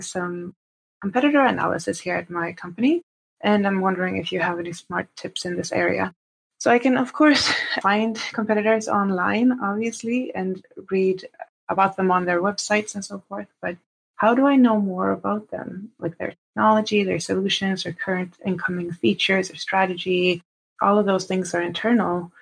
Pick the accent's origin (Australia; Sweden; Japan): Sweden; now in Toronto, Canada; I'm living in Toronto at the moment. I'm from Sweden.